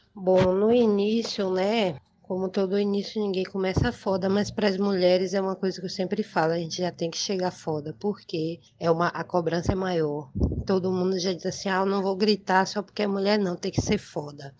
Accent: Manaus, Amazonas, Brazil; moved away as an adult; also born or lived in Lábrea, Amazonas / São Paulo; now in Salvador, Brazil; sou natural de, do Amazonas, nasci no interior do Amazonas, em Lábrea, e cresci na cidade de Manaus, Amazonas

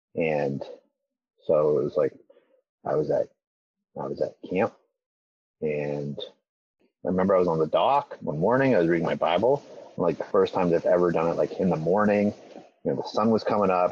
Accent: Elmira, Ontario, Canada; the church like where I grew up was in Elmira, which is just like 20 minutes kind of north of of Waterloo.

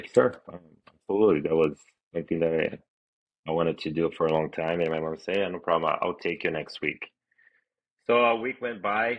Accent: Brazil; moved away; I'm from Brazil.

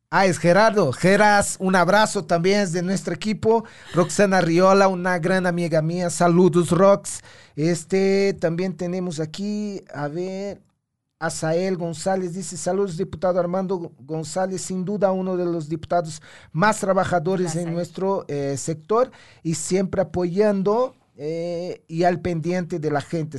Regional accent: Brazil; moved away; Brasil, ¿no? El país, mi país de origen.

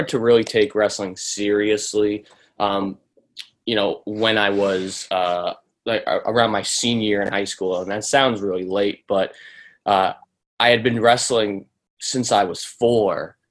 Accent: Lancaster, Massachusetts, United States; also born or lived in Pennsylvania; I'm from Lancaster, Massachusetts. That's where I grew up. That's where I currently live

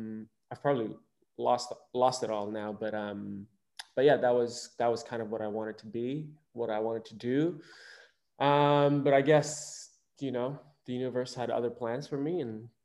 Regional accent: Indonesia; I grew up in Indonesia, and I moved around the archipelago. I didn't just grow up in Bali. I moved around.

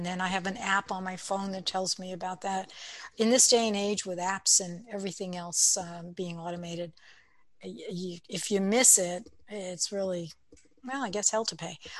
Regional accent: Brooklyn, New York, United States; accent: Brooklyn; I can use my Brooklyn accent if I wanted to, but I prefer not to.

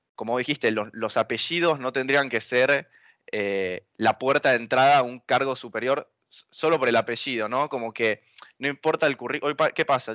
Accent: Buenos Aires, Argentina; Argentina es mi casa, es el lugar donde yo nací, donde yo me crié, donde viví toda mi vida.

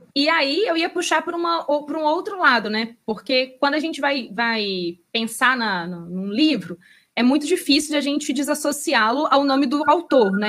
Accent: Belo Horizonte, Minas Gerais, Brazil; eu, como tô presa nessa cidade maldita, já faz 33 anos

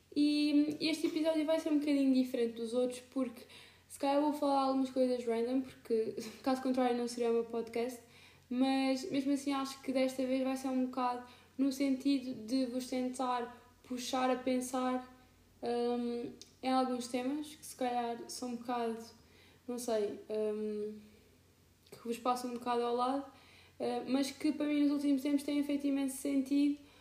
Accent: Alentejo, Portugal; moved away as an adult; now in Lisbon, Portugal; eu estou a morar em Lisboa, mas eu moro no Alentejo

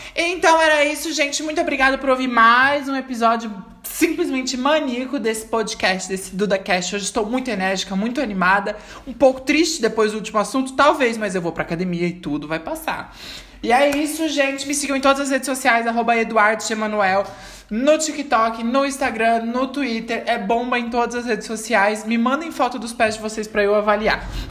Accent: São Paulo, Brazil; eu sou paulista, eu sou cria

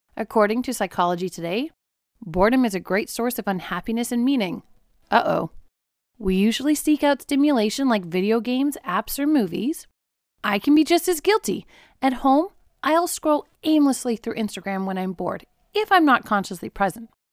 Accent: South Africa; I grew up in South Africa

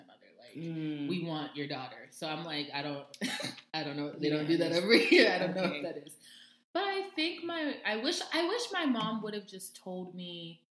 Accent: the South, United States; we're all from the South

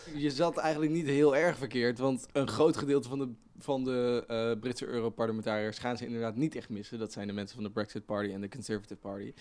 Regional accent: Netherlands; wij als, als Nederland misschien wat, wat meer stijfjes zijn

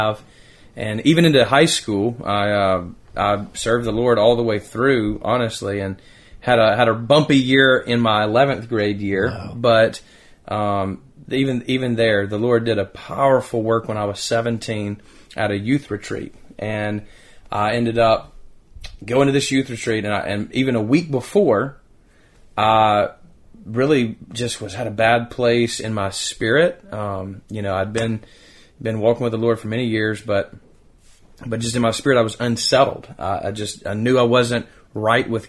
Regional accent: Decatur, Alabama, United States; also born or lived in Madison, Alabama; as a child growing up in Decatur, Alabama

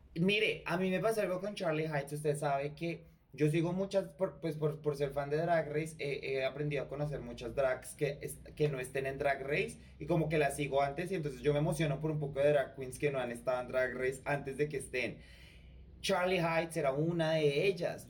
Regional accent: Colombia; nosotros los colombianos

